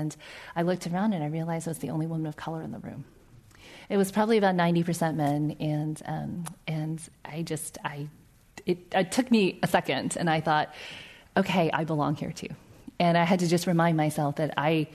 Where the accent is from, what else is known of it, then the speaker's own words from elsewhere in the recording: South Carolina, United States; also born or lived in New York; which is a small town in South Carolina, and that's where I grew up